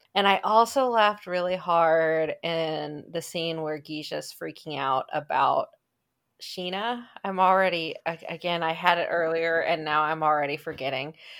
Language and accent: English; Kansas City, Missouri, United States; We're from Kansas City